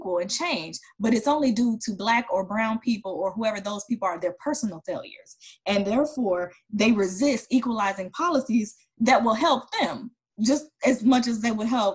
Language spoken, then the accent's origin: English; Detroit, Michigan, United States; I'm from Detroit, and though it wasn't called Chocolate City, my whole experience, I went K through 12 was all Black, my neighborhood